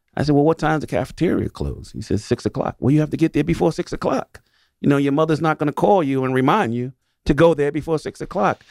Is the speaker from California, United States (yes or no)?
no; New York City, New York, United States; I'm born and raised in New York City, in the projects in New York City